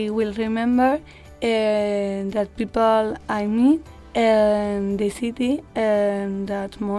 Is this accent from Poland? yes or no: no; Spain